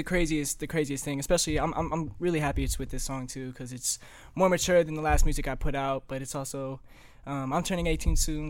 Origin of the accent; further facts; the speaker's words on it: Illinois, United States; also born or lived in California; I'm from Illinois since I'm like that's where I was raised.